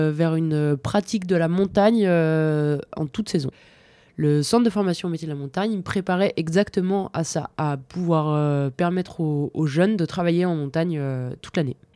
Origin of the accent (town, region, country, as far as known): Bauges massif, Auvergne-Rhône-Alpes, France; born or raised there; now in Val d'Isère, France